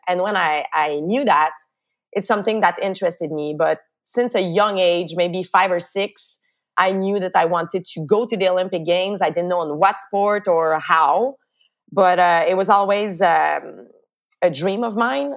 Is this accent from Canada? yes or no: yes; Montreal, Quebec, Canada; my little town where I grew up in Lachine on the island of Montreal.